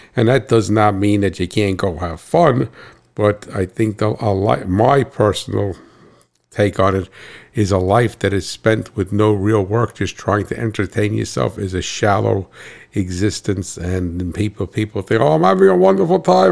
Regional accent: Hackettstown, New Jersey, United States; I hail from Cat Swamp Road in Hacketstown, New Jersey.

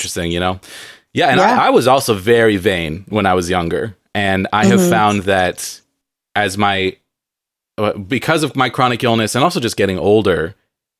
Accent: San Diego, California, United States; now in Seattle, United States; I grew up in San Diego

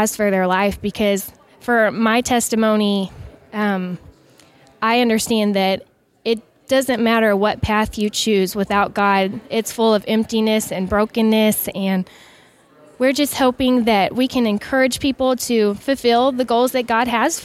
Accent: Lampasas, Texas, United States; We're actually from Lampasas, Texas

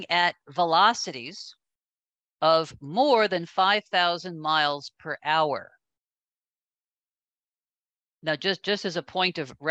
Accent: New York, United States; When I was a kid growing up in New York, our house was near the airport

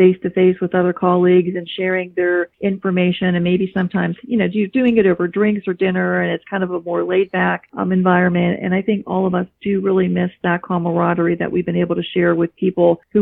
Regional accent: Italy; So I am from Italy

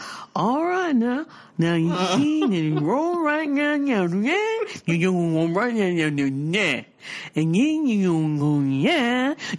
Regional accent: California, United States; we're foreigners coming from California.

